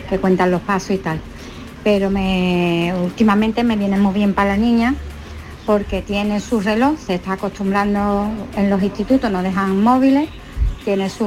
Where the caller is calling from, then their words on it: Seville, Andalusia, Spain; de Sevilla.